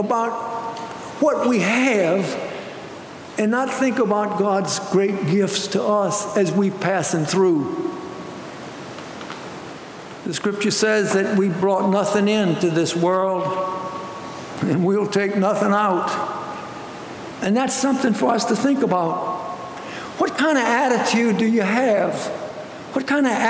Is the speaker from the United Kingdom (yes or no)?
no; United States; as American people